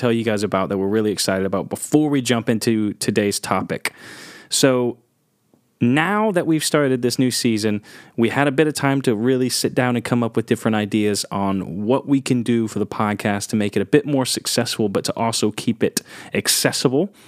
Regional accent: England, United Kingdom; I'm English.

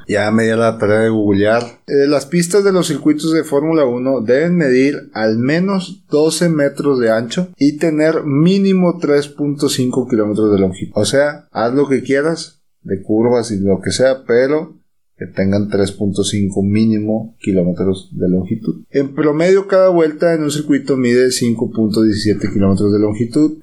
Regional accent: Mexico; somos mexicanos

